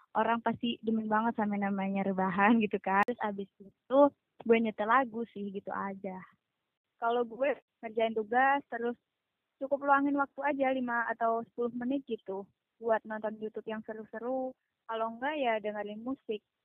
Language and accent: Indonesian; East Java, Indonesia; asal dari Jawa Timur